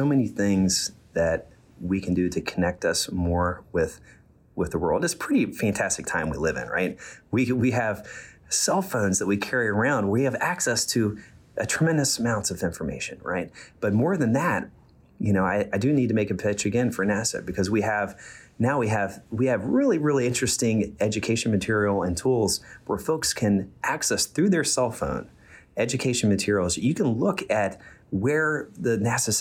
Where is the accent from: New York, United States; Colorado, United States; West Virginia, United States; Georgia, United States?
West Virginia, United States; moved away; I'm from West Virginia, and I went to West Virginia University. I studied hydrology. So I'm from near the Ohio River, and my hometown now is one of the more polluted places in the United States, unfortunately. And so but I spent a lot of my childhood on the river and outside